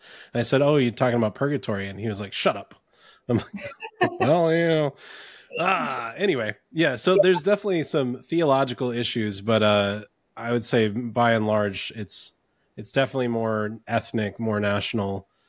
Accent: Ontario, Canada; born there; I was born in Ontario, Canada, and I was baptized Anglican.

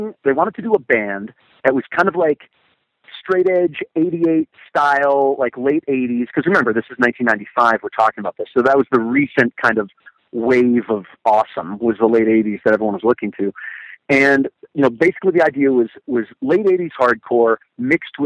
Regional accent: Connecticut, United States; now in Seattle, United States; I grew up in Connecticut

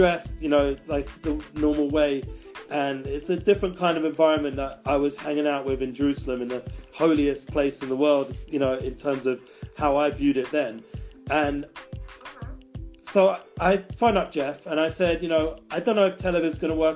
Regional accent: London, United Kingdom; now in Israel; growing up in London. And also when I came to Israel

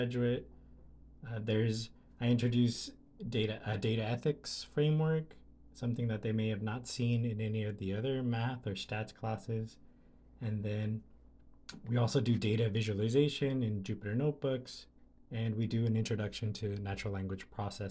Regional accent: Delano, California, United States; I'm from Delano, California

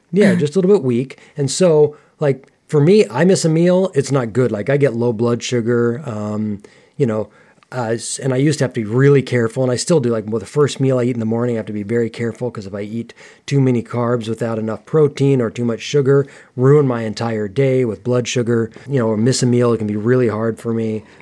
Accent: United States; I grew up in America, and particularly during my teen years

